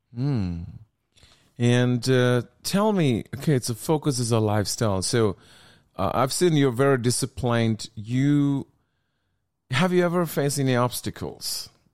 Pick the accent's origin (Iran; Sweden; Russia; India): India; I'm from India